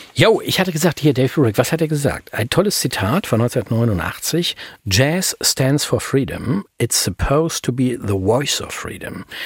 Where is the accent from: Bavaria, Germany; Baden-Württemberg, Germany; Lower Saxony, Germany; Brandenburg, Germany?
Lower Saxony, Germany; Hanover; in meiner Heimatstadt, ne, in Hannover